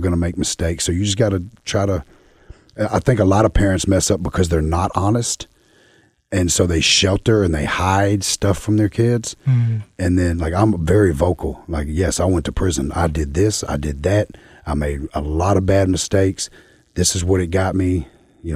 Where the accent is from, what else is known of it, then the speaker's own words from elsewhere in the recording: the South, United States; I'm from the South